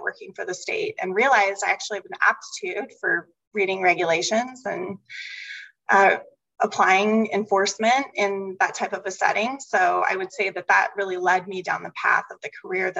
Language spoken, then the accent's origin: English; United States; now in Treasure Valley, United States; I live in the Treasure Valley, as you know, my hometown is just a couple of hours from Boise